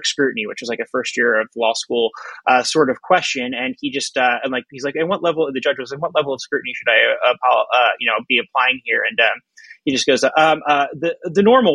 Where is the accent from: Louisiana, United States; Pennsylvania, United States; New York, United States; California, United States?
Pennsylvania, United States; Philadelphia; I'm from the Philly area